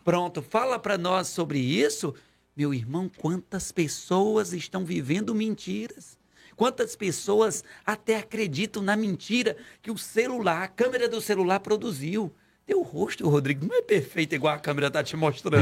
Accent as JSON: {"language": "Portuguese", "region": "Ceará", "country": "Brazil", "moved": "yes", "said": "eu sou cearense."}